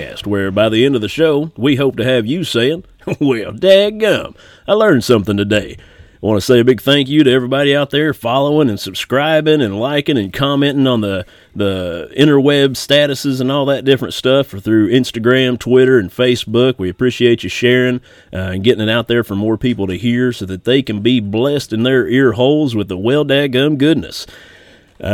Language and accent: English; Martin County, Kentucky, United States; We're both from Martin County, Kentucky